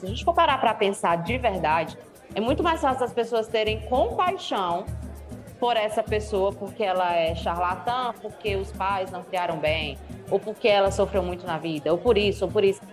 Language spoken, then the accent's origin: Portuguese; Northeast Region, Brazil; accent: nordestino; eu sou mulher e eu sou nordestina, né? O meu sotaque chega antes que qualquer coisa que eu fale